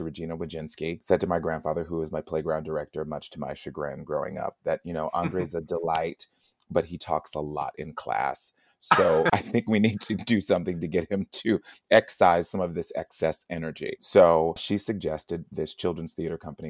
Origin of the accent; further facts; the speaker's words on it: Las Vegas, Nevada, United States; moved away as an adult; also born or lived in Salt Lake City area, Utah; I'm from Las Vegas, private school in Las Vegas.